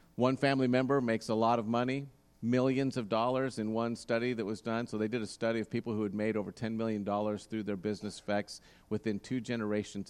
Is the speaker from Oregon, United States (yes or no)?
yes; Roseburg, Oregon, United States; growing up in Roseburg